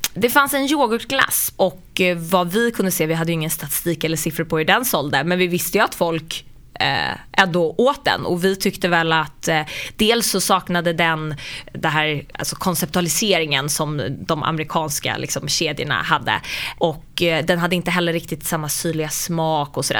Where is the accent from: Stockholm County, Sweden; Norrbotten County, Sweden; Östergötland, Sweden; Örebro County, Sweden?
Stockholm County, Sweden; Sollentuna; Jag kommer från Sollentuna, eh, norrort från mm. Stockholm.